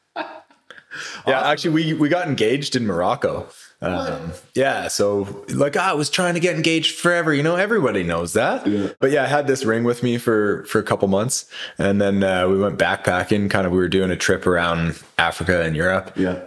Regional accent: Kelowna, British Columbia, Canada; moved away as an adult; growing up in Kelowna

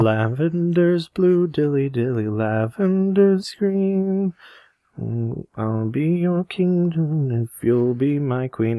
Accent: Michigan, United States; we're from Michigan

